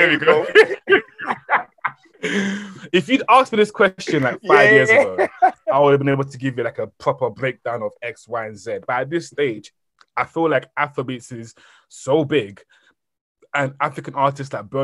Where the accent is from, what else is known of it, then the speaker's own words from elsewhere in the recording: England, United Kingdom; also born or lived in Cameroon; I was born in Cameroon, but then obviously raised in Europe, or England